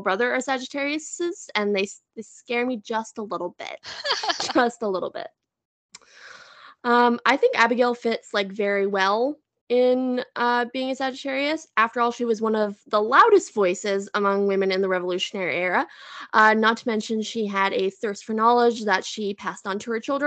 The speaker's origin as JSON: {"language": "English", "country": "Canada", "said": "as a Canadian"}